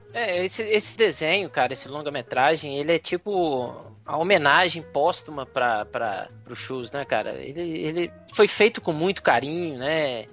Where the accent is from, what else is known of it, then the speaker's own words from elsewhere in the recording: Juiz de Fora, Minas Gerais, Brazil; me lembra da minha infância em Juiz de Fora